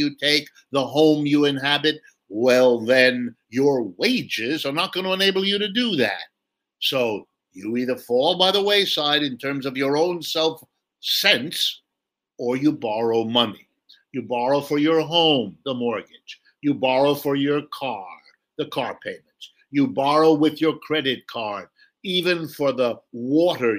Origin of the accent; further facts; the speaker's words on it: Ohio, United States; I've lived in the United States all my life. I've worked here all my life. I was born in Ohio, right in the middle of the country